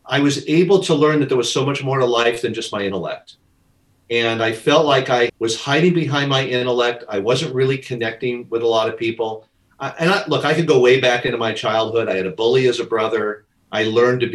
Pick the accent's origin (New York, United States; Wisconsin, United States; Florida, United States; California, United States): California, United States; Southern; I grew up in Southern California, right next to Hollywood